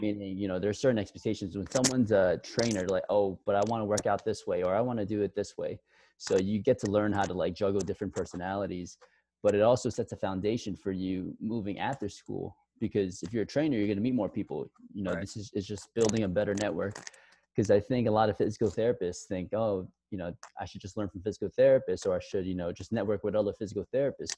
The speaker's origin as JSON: {"language": "English", "town": "New York City", "region": "New York", "country": "United States", "tie": "born or raised there", "also_born_or_lived": "Buffalo, New York / Miami", "said": "I'm originally born and raised in Queens, New York"}